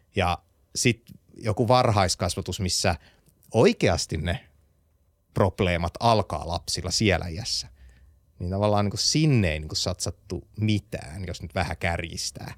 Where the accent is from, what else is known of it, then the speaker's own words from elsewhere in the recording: Vaasa, Ostrobothnia, Finland; ollaan samasta kaupungista lähtöisin, minä ja Visma, tai siis minä ja Starsoft